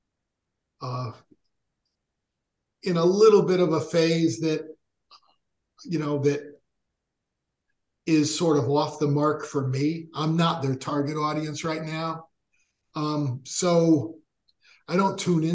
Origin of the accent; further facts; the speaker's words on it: Meriden, Connecticut, United States; moved away; my hometown at the park in the band shell